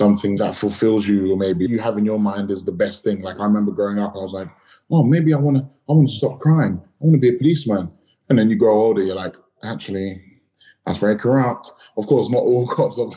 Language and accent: English; London, United Kingdom; I grew up in Battersea